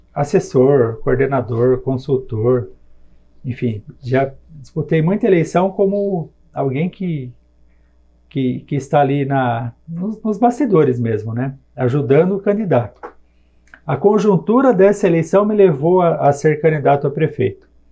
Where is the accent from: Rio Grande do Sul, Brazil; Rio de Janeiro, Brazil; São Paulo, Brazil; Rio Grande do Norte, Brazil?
São Paulo, Brazil; Jundiaí; sou nascido em Jundiaí, tenho 47 anos de idade, morei na colônia no Jardim Guanabara